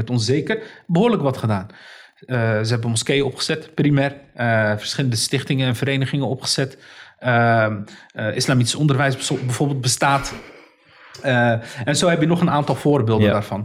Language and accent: Dutch; Rotterdam, South Holland, Netherlands; Ik ben geboren en getogen in Rotterdam.